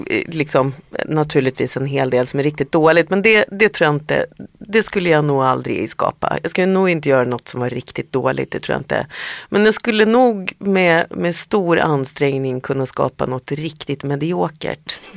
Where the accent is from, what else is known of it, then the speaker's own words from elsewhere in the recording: Härnösand, Västernorrland County, Sweden; moved away; jag är ju den enda mm. i familjen som är född i Härnösand.